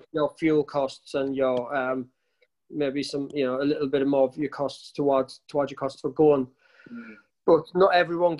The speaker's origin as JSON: {"language": "English", "town": "Sunderland", "region": "North East England", "country": "United Kingdom", "moved": "yes", "lives_now": "the Midlands, United Kingdom", "said": "I live in the Midlands now. I'm from Sunderland originally"}